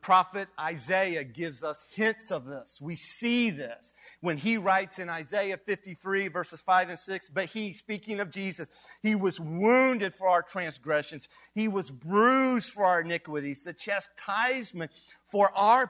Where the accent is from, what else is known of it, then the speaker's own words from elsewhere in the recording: Kiowa, Kansas, United States; now in Kansas City, United States; I came forth from Kiowa, Kansas